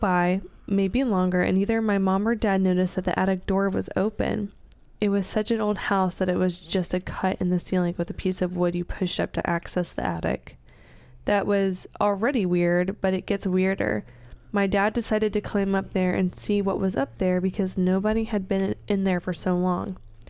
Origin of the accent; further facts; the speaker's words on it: Jersey, Georgia, United States; The house we grew up in is in Jersey, Georgia. Small town with lots of history.